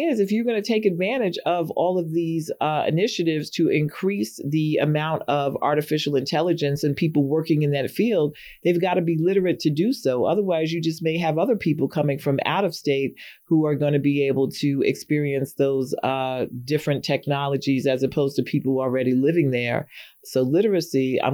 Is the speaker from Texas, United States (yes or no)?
no; New York City, New York, United States; born or raised there